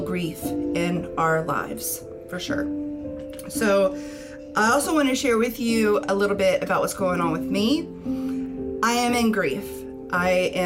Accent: Louisiana, United States; also born or lived in Chicago; now in Florida, United States; I'm in Florida from Louisiana

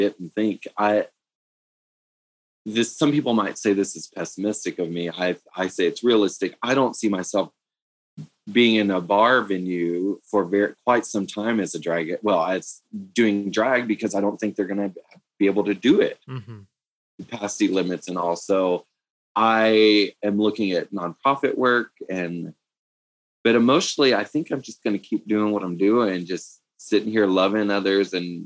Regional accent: East Texas, United States; moved away as an adult; also born or lived in Austin, Texas; now in Denver, United States; this is the longest place I've lived outside of growing up in East Texas

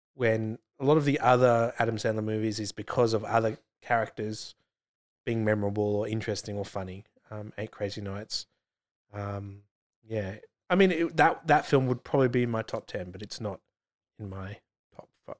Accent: England, United Kingdom; moved away; I spent most of my school years growing up in England. We lived in a medium sized town outside of London

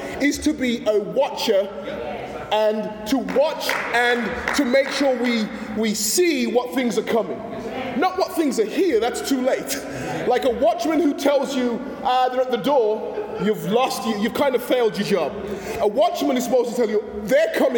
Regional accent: England, United Kingdom; now in United States; when I was growing up in England

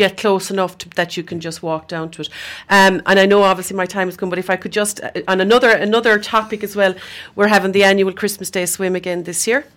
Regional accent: Scariff, Munster, Ireland; when I was growing up in Scarif

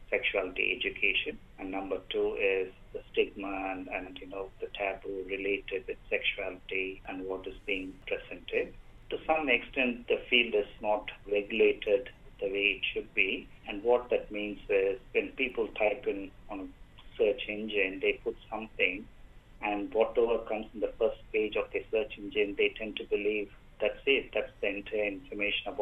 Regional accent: India; moved away as an adult; now in Australia; Me being an Indian migrant myself back in 2005

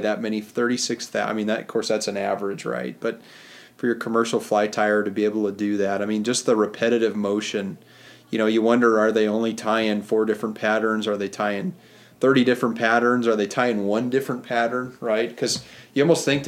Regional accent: Montana, United States; I was born and raised in Montana

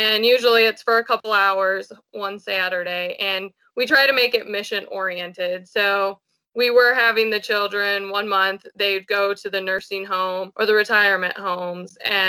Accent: Colorado, United States; also born or lived in Georgia, United States; I grew up in Colorado and Georgia, and then we moved back here because my dad retired out of the military

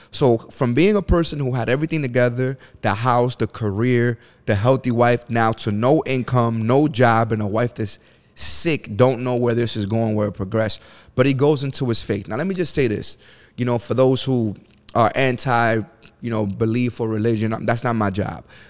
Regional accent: New York City, New York, United States; I grew up in the bottom of the bottom. Section eight, the Bronx, New York.

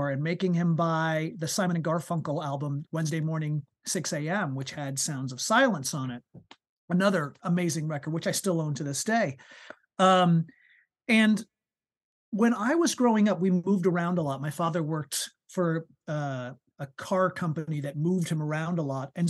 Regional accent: New York, United States; Uh, and I was born and brought up on the East Coast of the United States. So born and raised in New York to begin with.

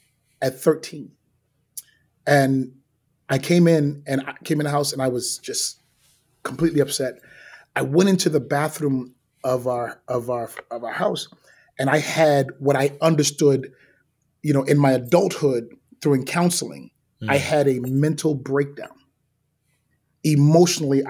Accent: New York City, New York, United States; I grew up in Brooklyn.

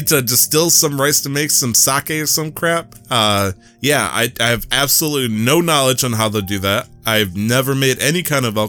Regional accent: Michigan, United States

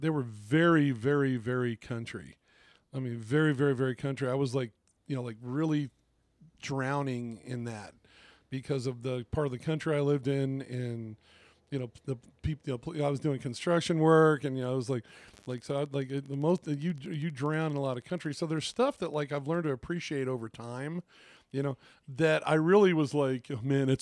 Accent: Northern Virginia, United States; a kid growing up in Northern Virginia

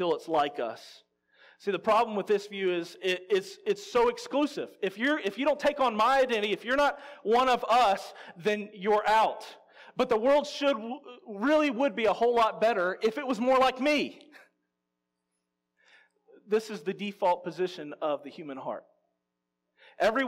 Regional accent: Louisiana, United States; I'm from Louisiana

